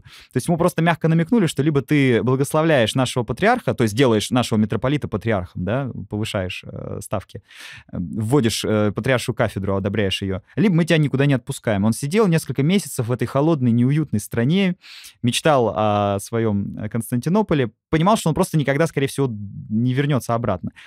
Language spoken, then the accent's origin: Russian; Moscow, Russia; Я сам как москвич